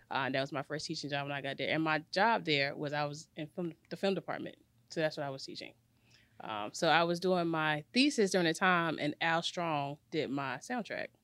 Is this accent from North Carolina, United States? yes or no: yes; Garner, North Carolina, United States; I'm from Garner.